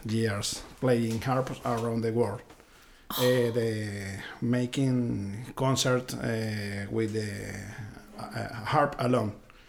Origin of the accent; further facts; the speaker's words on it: Caracas, Capital District, Venezuela; now in Boston, United States; I'm from the capital.